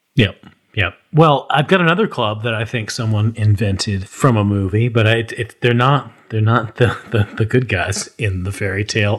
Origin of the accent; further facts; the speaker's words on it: United States; as an American